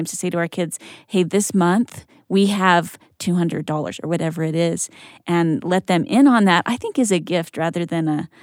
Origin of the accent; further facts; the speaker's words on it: Idaho Falls, Idaho, United States; I grew up in Idaho Falls among farm fields